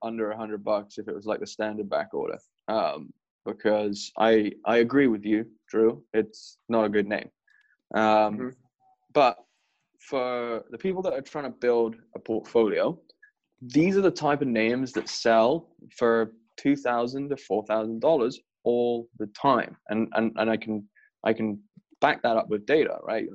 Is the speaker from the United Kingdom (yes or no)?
yes; England, United Kingdom; I'm English.